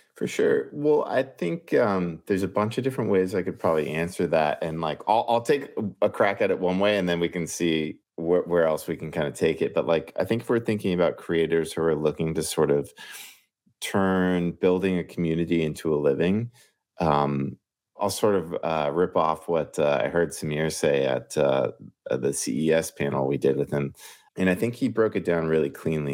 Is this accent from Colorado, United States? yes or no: no; Ventura, California, United States; moved away as an adult; now in New York, United States; I'm from Southern California, grew up in Ventura, which is just sort of between L A and Santa Barbara.